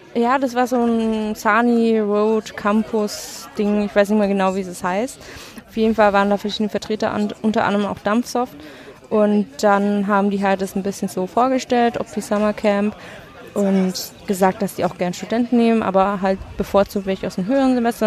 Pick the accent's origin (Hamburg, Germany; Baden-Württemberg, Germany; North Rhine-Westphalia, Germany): Baden-Württemberg, Germany; Schwäbisch Gmünd; moved away as an adult; now in Erlangen, Germany; ursprünglich komme ich Richtung Stuttgart bei Schwäbisch Gmünd, aber studieren tue ich noch in Erlangen